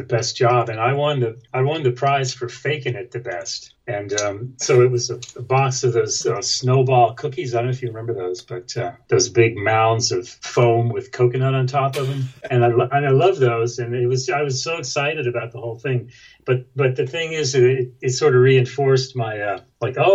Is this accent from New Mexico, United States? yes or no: no; Florida, United States; also born or lived in New York; we moved to Florida where I grew up. I was born in New York, family moved to Florida, and I grew up there, went to school there